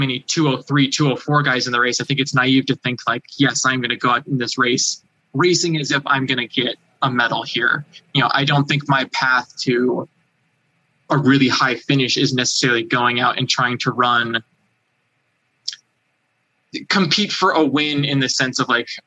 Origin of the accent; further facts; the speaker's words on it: United States; my home country